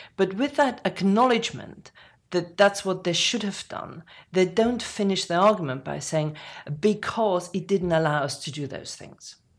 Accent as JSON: {"language": "English", "country": "Germany", "tie": "born or raised there", "moved": "yes", "lives_now": "United Kingdom", "said": "someone like me who was born in Germany, I would never say I'm English, uh, but I, I very easily can say British"}